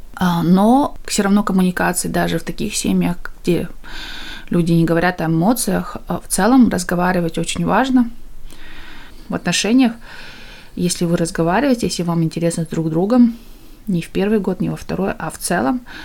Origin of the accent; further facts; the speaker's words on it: East Kazakhstan Region, Kazakhstan; moved away as an adult; now in United Kingdom; мы из Восточного Казахстана, и села, где село, которое основали переселенцы из Украины, и мы всегда жили очень такое в межнациональном, межкультурном обществе. Я выросла в такой атмосфере